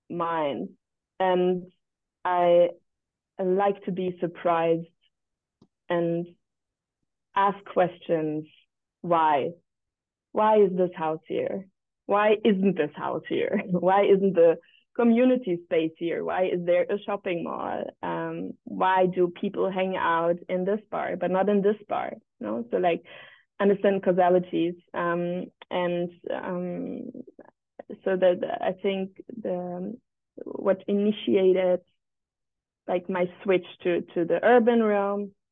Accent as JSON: {"language": "English", "region": "Berlin", "country": "Germany", "tie": "born or raised there", "said": "I was born and raised in Berlin"}